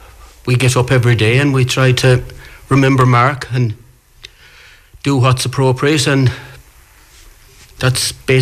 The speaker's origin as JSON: {"language": "English", "town": "Ballyhaunis", "region": "Connacht", "country": "Ireland", "moved": "yes", "lives_now": "Doughiska, Ireland", "said": "I'm originally from Ballyhaunis"}